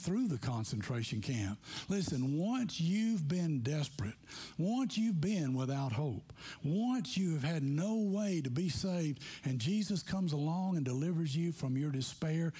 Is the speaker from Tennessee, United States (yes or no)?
yes; McMinnville, Tennessee, United States; moved away; I'm from McMinnville, Tennessee